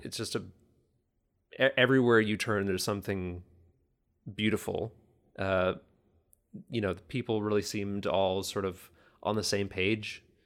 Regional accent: Kitchener, Ontario, Canada; also born or lived in Toronto, Ontario; now in New Hamburg, Canada; moved to Kitchener, Ontario at a very young age. so young that I, I don't remember. So essentially the, my whole life in Kitchener

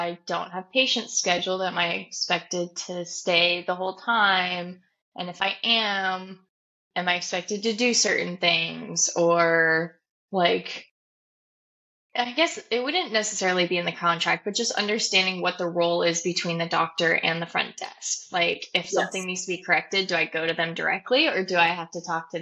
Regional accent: Nebraska, United States; moved away; I'm from Nebraska

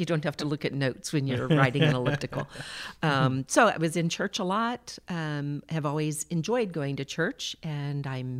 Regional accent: Houston, Texas, United States; I come from Houston. But more importantly than that, I come from a Christian family.

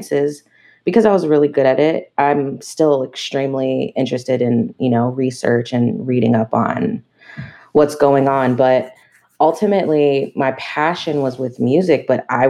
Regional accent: Maryland, United States; moved away as an adult; also born or lived in New York; now in Los Angeles, United States; I grew up in Maryland in the D.C. metropolitan area

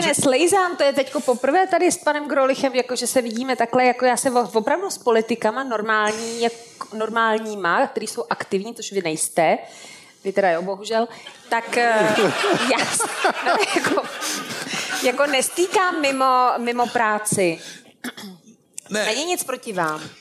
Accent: Varnsdorf, Ústí nad Labem Region, Czechia; moved away; also born or lived in Litoměřice; já jsem se narodila ve Varnsdorfu

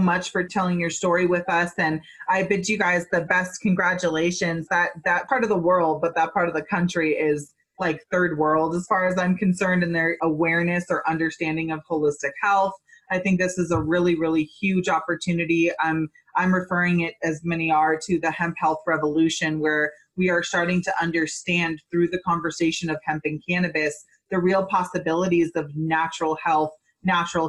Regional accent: Boulder, Colorado, United States; moved away; That is my hometown. I lived in Boulder for like 10 years.

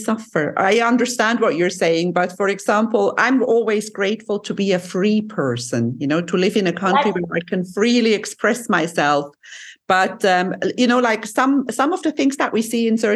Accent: Lucerne, Switzerland; moved away; my hometown in Switzerland

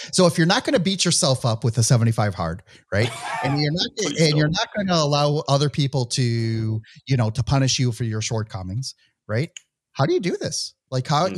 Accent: Midwest, United States; accent: Midwestern; my Midwestern accent

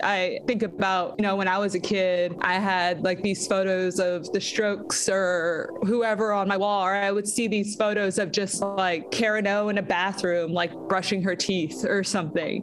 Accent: San Antonio, Texas, United States; moved away as an adult; also born or lived in Austin, Texas; now in Los Angeles, United States; I was born in San Antonio, uh, Texas, which is about an hour outside of Austin. And once I started getting into middle school, I think you know, growing up in San Antonio

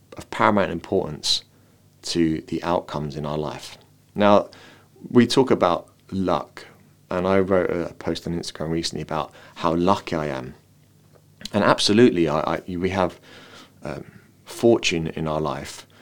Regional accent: London, United Kingdom; now in Dublin, Ireland; I've come from a city. I come from London, and now I live in Dublin.

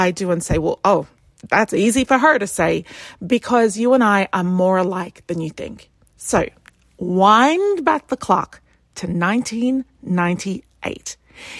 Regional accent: Australia; moved away as an adult; now in London, United Kingdom; But I moved from Australia to the UK with $326 in my pocket.

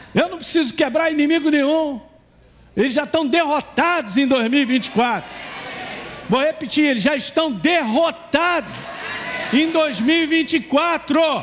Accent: Governador Valadares, Minas Gerais, Brazil; moved away; quando eu era garoto, lá em Valadares

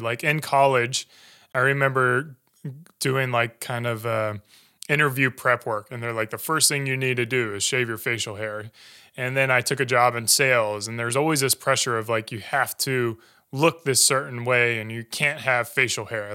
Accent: Greer, South Carolina, United States; moved away; grew up in Greenville, so uh, I grew up in Greer. Uh, went to high school there

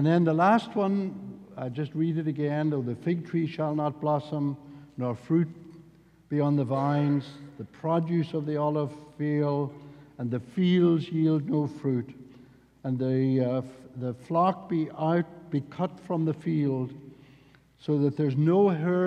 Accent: the south of Northern Ireland, United Kingdom; accent: Irish; I'm from the south of the north of Ireland, and if you get me really cross, my Irish accent will become even stronger than what it is now.

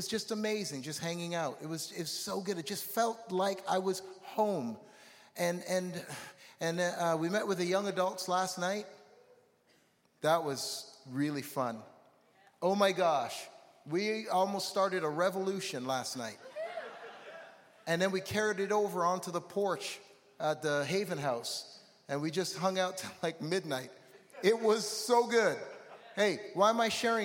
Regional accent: Toronto, Ontario, Canada; I'm from Toronto

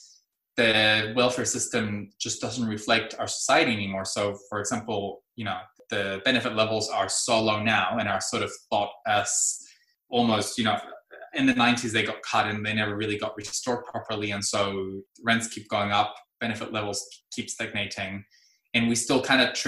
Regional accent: Tijuana, Baja California, Mexico; moved away as an adult; now in New Zealand; I'm a first generation immigrant from Mexico. I've been here in Aotearoa since 2006

